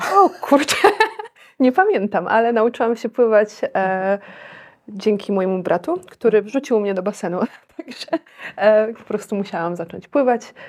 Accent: Warsaw, Masovian Voivodeship, Poland; moved away as an adult; also born or lived in India; jestem z Warszawy

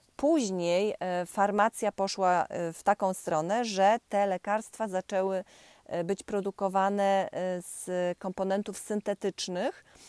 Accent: Poland; ja pochodzę z Pomorza, e, z okolic Borów Tucholskich

